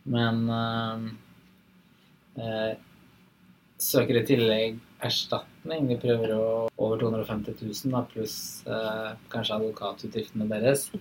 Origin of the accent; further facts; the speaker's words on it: eastern Vestfold, Norway; Jeg vokste opp i Øst Vestfold